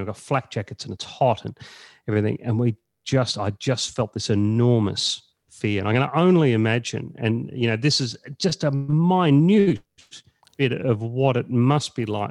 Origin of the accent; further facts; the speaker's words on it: Echuca, Victoria, Australia; I was born in Echuca, uh, in, in country Victoria, just on the Murray there